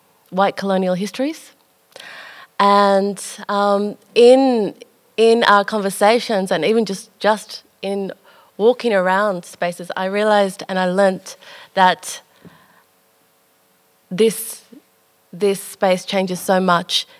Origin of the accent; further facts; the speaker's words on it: Melbourne, Victoria, Australia; I was born in Melbourne.